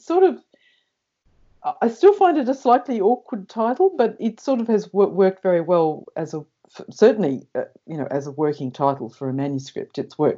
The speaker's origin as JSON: {"language": "English", "country": "New Zealand", "tie": "born there", "said": "Now, I was born in New Zealand, so I wrote to the New Zealand"}